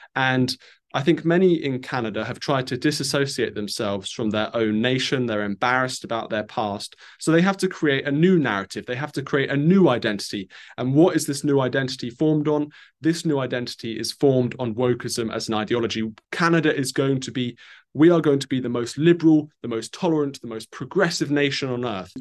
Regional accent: United Kingdom; for me as a Brit

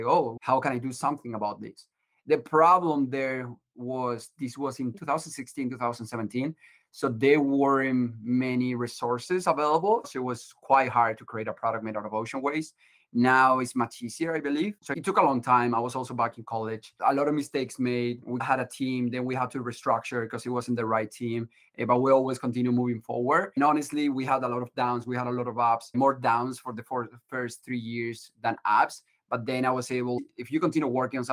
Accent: Andalusia, Spain; moved away as an adult; now in Boston, United States; I'm originally from Spain

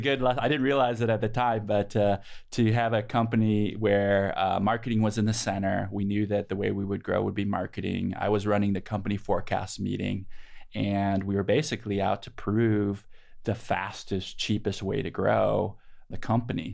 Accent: Peoria, Illinois, United States; moved away as an adult; also born or lived in Bay Area; I grew up in Peoria, Illinois

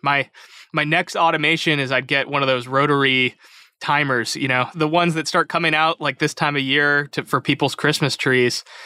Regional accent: Chicago, Illinois, United States; moved away as an adult; also born or lived in West Coast; I grew up in Chicago. I came out to the West Coast for college

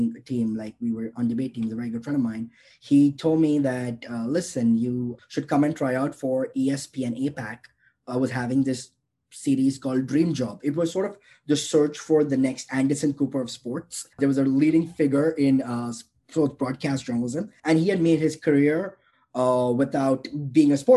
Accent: Mumbai, Maharashtra, India; moved away; I grew up in Bombay, India

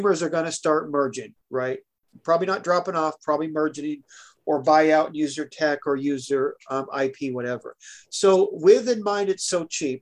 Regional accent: Oregon, United States; I'm from Oregon

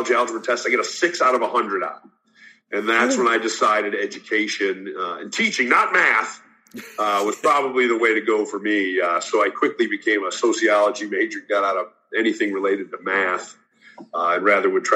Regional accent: Cleveland, Ohio, United States; also born or lived in Parma, Ohio / Chicago; I actually was born and raised in Cleveland

